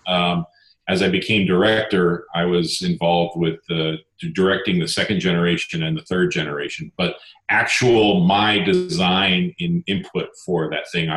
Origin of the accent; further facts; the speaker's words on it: Pasadena, California, United States; also born or lived in Munich, Germany; a Southern California native, born and raised in Pasadena.